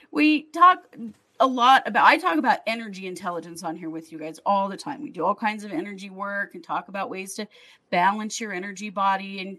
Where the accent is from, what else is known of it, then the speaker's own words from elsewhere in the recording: Wisconsin, Minnesota, Midwest, United States; now in Oakland, United States; I'm from Wisconsin, Minnesota.